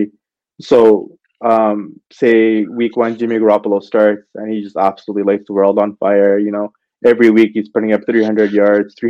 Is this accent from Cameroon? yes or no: no; Canada; I'm from Canada myself